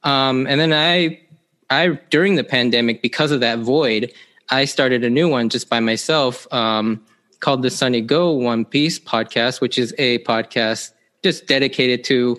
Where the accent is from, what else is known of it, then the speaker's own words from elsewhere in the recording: Seattle, Washington, United States; Yeah, so I am an Asian American male, Japanese to be specific. I grew up here in the Seattle area pretty much my entire life.